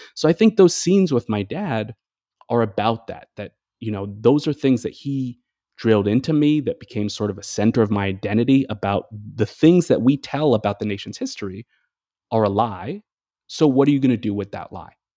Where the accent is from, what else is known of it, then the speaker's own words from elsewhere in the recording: Massachusetts, United States; I grew up in Massachusetts in the New England area